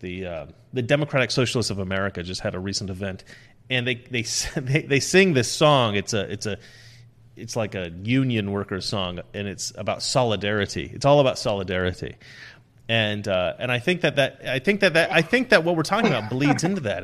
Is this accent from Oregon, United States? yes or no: yes; Oregon, United States; growing up in Oregon, um, we, we were, I mean, we had, like, leftist teachers